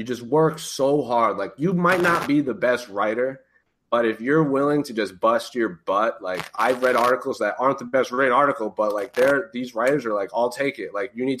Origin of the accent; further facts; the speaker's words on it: New England, United States; And, like, growing up in Patriots country, that's all you hear. Do your job.